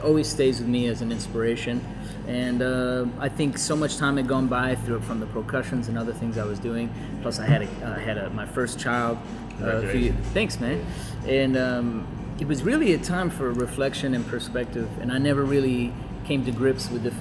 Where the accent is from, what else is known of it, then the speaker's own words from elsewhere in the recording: Colorado, United States; We're from Colorado originally